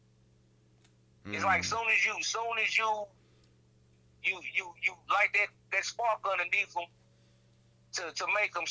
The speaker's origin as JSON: {"language": "English", "region": "the South", "country": "United States", "said": "I'm from the South"}